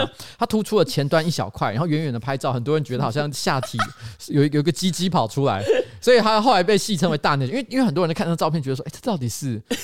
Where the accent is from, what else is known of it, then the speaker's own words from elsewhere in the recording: Taiwan; 我觉得作为一个台湾人是不应该的